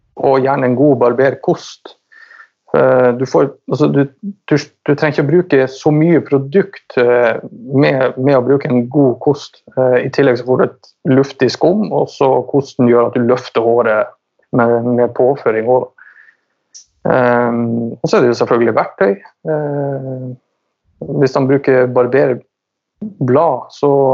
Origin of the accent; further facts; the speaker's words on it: Finnsnes, Troms, Norway; moved away; also born or lived in Tønsberg; jeg er fra Nord-Norge. Troms. Eh, Finnsnes